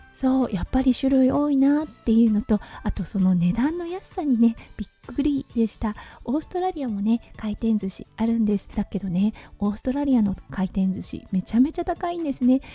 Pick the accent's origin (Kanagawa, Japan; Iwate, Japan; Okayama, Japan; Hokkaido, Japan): Iwate, Japan; Morioka; born or raised there; moved away as an adult; now in Australia